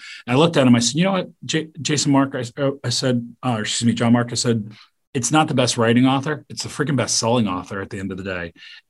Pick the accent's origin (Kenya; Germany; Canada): Canada; And I go, I'm Canadian.